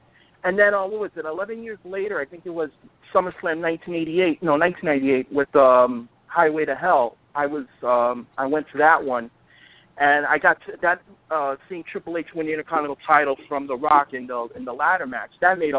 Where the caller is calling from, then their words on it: Bronx, New York, United States; from Bronx, New York.